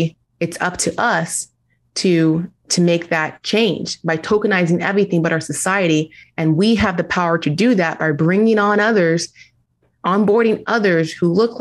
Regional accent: United States; Being a Nigerian first generation American

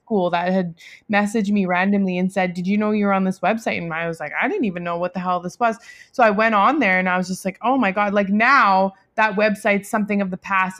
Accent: Delta, British Columbia, Canada; I grew up in North Delta.

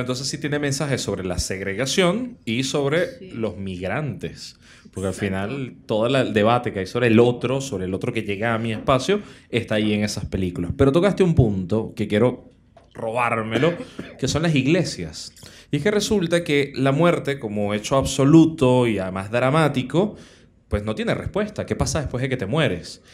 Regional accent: Caracas, Capital District, Venezuela; los caraqueños, los caraqueños tenemos cierto recorrido, los venezolanos

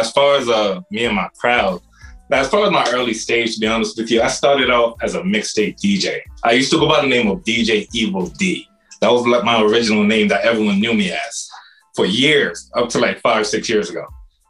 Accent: Paterson, New Jersey, United States; moved away as an adult; also born or lived in Saint Vincent and the Grenadines; now in DMV (Washington metropolitan area), United States; coming straight out of Paterson, New Jersey. That's where I grew up, but I'm from the Caribbean, so I got a little background behind me. And then now, I'm in the DMV.

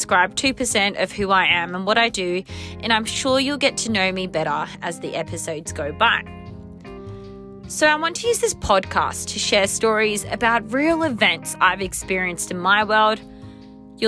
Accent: Sydney, New South Wales, Australia; I was born and raised in Sydney, Australia

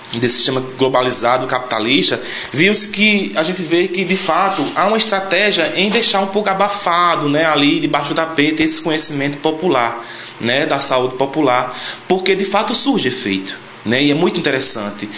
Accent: Sítio Chico Gomes, Ceará, Brazil; sou da comunidade do Sítio Chico Gomes

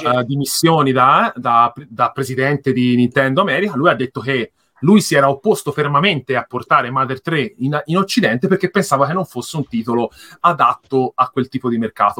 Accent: near the Mugello circuit, Tuscany, Italy; Io abito, ad esempio, in, ehm, qui vicino all'autodromo del Mugello

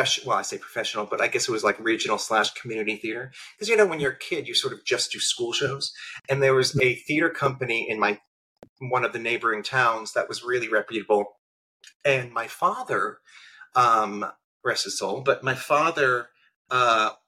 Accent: central New Jersey, United States; I grew up in New Jersey, a little small town in central New Jersey

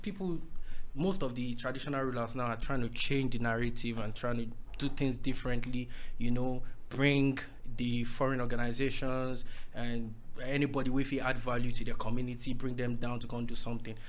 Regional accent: Owo, Ondo, Nigeria; I'm from Owo in Ondo State

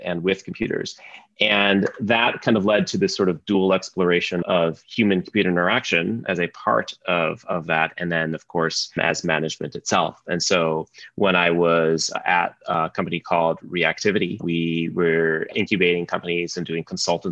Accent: Sioux Falls, South Dakota, United States; I grew up in Sioux Falls, South Dakota

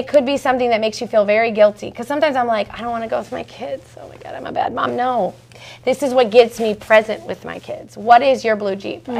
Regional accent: Seattle, Washington, United States; moved away as an adult; also born or lived in Vancouver, Washington; I lived and was born and raised in Seattle. Well, born in Vancouver, Washington, and then lived in Seattle

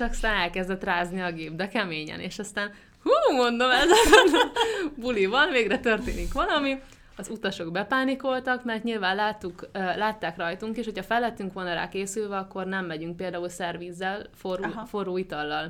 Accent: Hungary; now in near Budapest, Hungary; vidéken nőttem fel

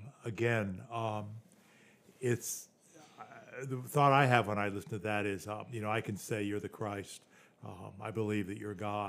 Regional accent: the South, United States; growing up in the South, and how many times people have asked me, "Have you accepted Jesus, your Lord and Savior?"

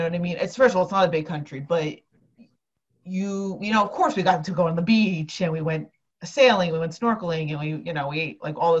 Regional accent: New Jersey, United States; I'm from North Jersey

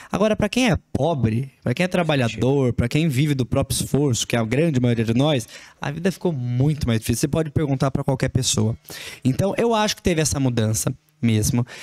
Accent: São Paulo, Brazil; born there; now in Franca, Brazil; Eu não, eu não nasci aqui na região, nasci em São Paulo, mudei para cá. É uma realidade muito diferente de, de onde eu cresci

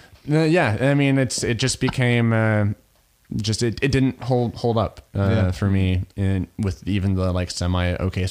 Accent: Midwest, United States; I'm from the Midwest, you know?

